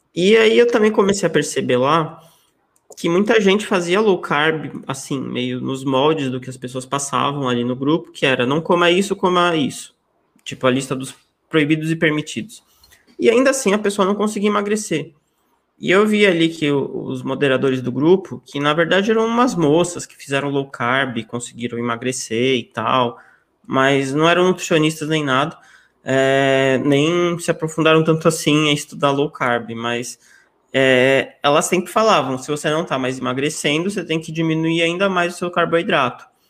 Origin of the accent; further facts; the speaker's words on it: São Paulo, Brazil; eu sou aqui de São Paulo, capital, nasci aqui, continuo aqui até hoje